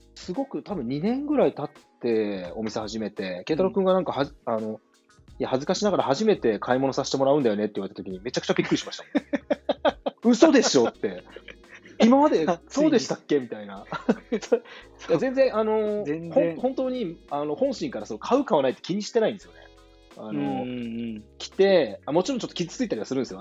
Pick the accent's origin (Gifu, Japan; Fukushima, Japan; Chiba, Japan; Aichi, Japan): Gifu, Japan; Hida; 生まれ育った飛騨